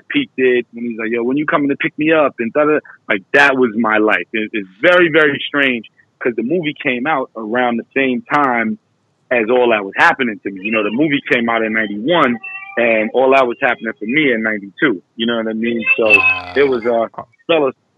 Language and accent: English; New York, United States; I was 10 when I moved from Crown Heights